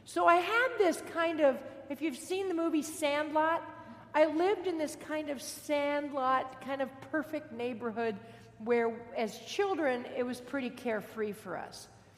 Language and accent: English; Fullerton, California, United States; I grew up in Fullerton. Dave and I both grew up in Fullerton. And Fullerton then was a really, really small town. Not like it is today with a university and all. Small town, lots of orange groves. And I lived on a cul-de-sac street.